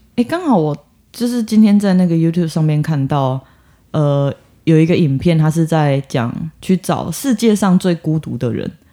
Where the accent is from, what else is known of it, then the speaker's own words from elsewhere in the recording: southern Taiwan, Taiwan; also born or lived in Australia; 让他知道我是南部人